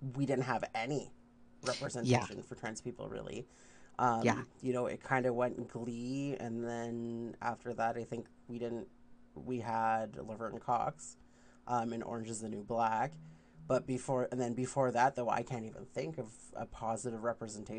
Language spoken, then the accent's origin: English; Canada; as a Canadian